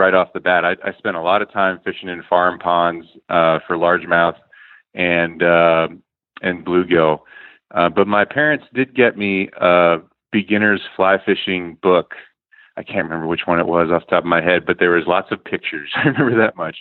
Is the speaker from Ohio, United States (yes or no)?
no; Bethel, Pennsylvania, United States; now in Virginia, United States; But I grew up in Bethel, Pennsylvania, which is kind of in the middle of nowhere in eastern Pennsylvania